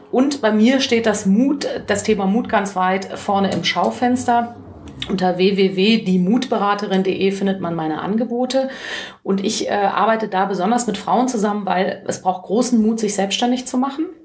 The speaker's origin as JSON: {"language": "German", "town": "Cologne", "region": "North Rhine-Westphalia", "country": "Germany", "said": "ich freue mich einfach, äh, als Kölnerin in Köln sprechen zu können"}